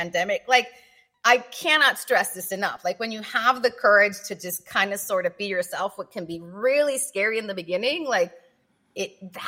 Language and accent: English; Tijuana, Baja California, Mexico; also born or lived in San Diego; I grew up in Tijuana.